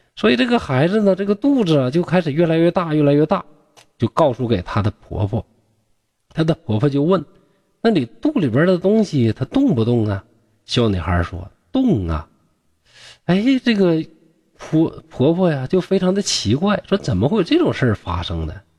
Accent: Shenyang, Liaoning, China; 我家乡啊，这个沈阳

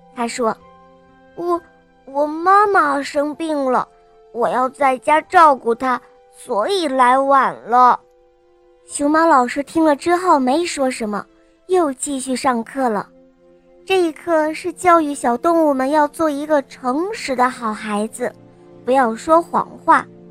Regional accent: Weifang, Shandong, China; 我六岁了。我来自美丽的风筝之都，山东潍坊

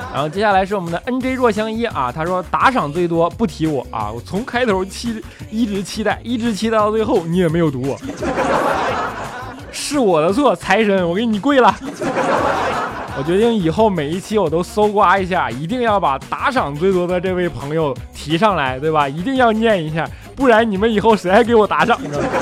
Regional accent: Northeast China, China; 东北人啊，性格都要相对火爆一些

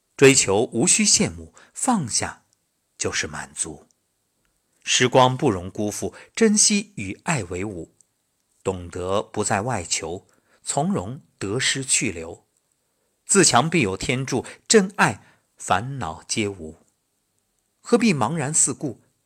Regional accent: Xuzhou, Jiangsu, China; moved away as an adult; 我觉着我的家乡就是整个世界。因为从小到大，无论是上学、工作，没有离开过

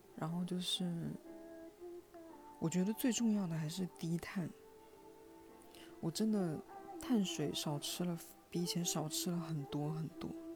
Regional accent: Hunan, China; 我们湖南人的家庭，每一顿饭桌上必有肥肉

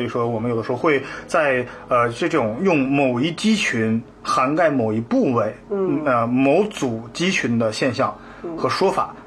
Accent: northern China, China; 因为我是北方人

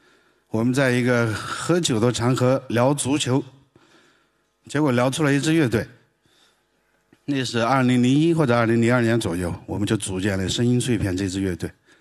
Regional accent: Sichuan, China; 我是南方人，天不怕地不怕，最怕云南人、广东人、四川人说普通话。我就是四川人。而且我还是四川西南最南的地方，海拔两三千米以上的地方的一个一个野蛮人。

